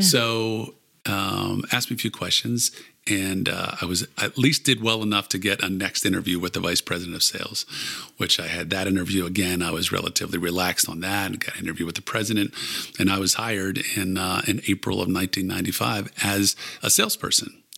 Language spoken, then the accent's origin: English; Pittsburgh, Pennsylvania, United States; also born or lived in Maryland; I grew up in Pittsburgh, went to, as I said, University of Maryland, then moved back here.